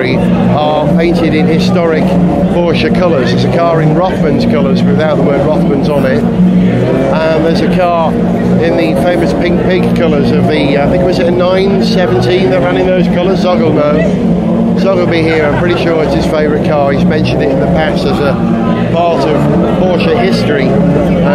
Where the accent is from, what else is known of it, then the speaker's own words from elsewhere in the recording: North Wales, United Kingdom; I'm a Welshman